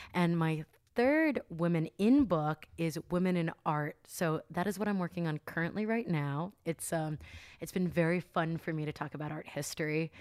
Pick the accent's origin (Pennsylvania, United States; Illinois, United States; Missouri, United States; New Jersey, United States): New Jersey, United States; now in California, United States; I'm from New Jersey